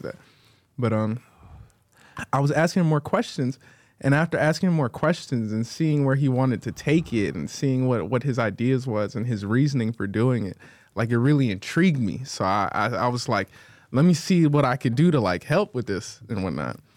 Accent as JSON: {"language": "English", "town": "Atlanta", "region": "Georgia", "country": "United States", "said": "I'm from Atlanta, Atlanta, Georgia, for sure. four oh four"}